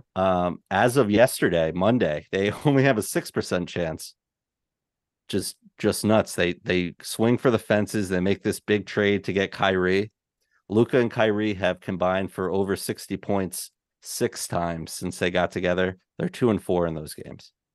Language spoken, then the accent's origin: English; New York, United States; as much as a New Yorker as I am